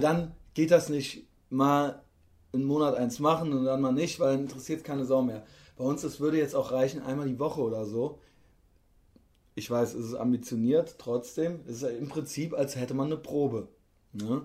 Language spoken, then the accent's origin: German; Koblenz, Rhineland-Palatinate, Germany; In Koblenz, wo ich herkomme